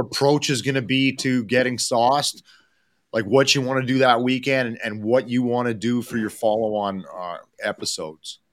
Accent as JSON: {"language": "English", "town": "Edmonton", "region": "Alberta", "country": "Canada", "said": "somebody from Edmonton"}